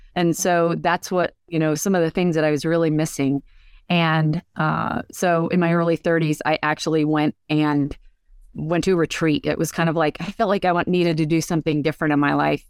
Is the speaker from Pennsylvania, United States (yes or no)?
yes; Pennsylvania, United States; also born or lived in San Francisco; I'm from Pennsylvania. I live here now